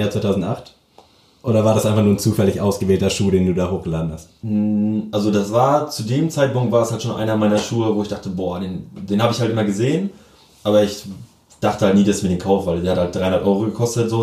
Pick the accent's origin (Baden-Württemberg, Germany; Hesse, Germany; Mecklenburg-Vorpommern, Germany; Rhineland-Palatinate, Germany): Mecklenburg-Vorpommern, Germany; Lockwisch; now in Lübeck, Germany; ich komm tatsächlich aus Mecklenburg